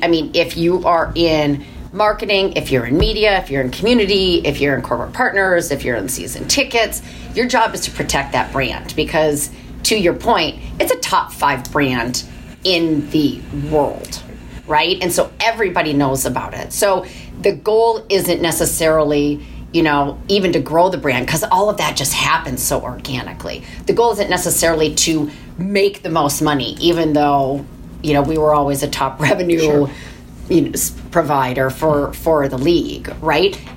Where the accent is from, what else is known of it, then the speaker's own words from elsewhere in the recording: Michigan, United States; moved away; also born or lived in Minnesota; I was born in Minnesota, um, but grew up in Michigan